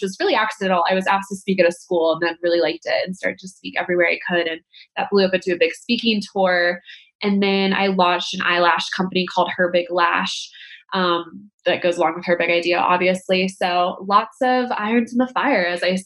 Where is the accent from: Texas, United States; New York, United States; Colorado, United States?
Colorado, United States; Denver; I grew up in Denver, which is where I live now